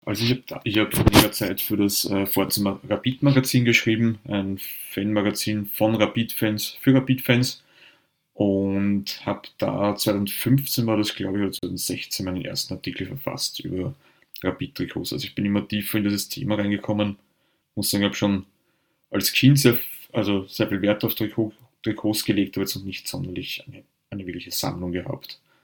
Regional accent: Vienna, Austria; Ich bin auch im Westen Wiens aufgewachsen, eigentlich gegenüber vom alten Spielplatz, den Rudolfsheimer Sportplatz

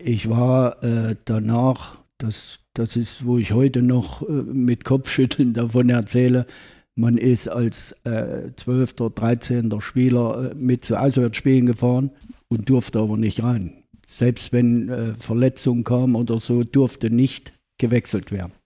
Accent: Ilmenau, Thuringia, Germany; Ich bin gebürtiger Ilmenauer, 1948 geboren

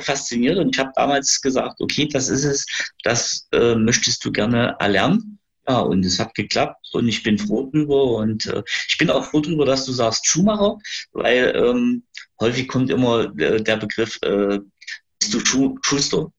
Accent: Gera, Thuringia, Germany; ich bin äh, Gerscher. Ähm, ich bin geboren in Gera, bin auch immer in Gera gewesen

